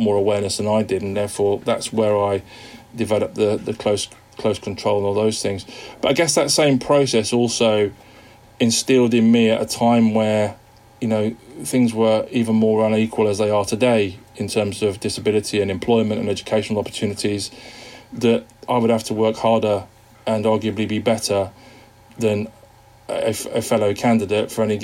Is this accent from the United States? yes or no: no; Wigan, North West England, United Kingdom; also born or lived in Liverpool; I was born in Wigan in the northwest of England to parents who are from Liverpool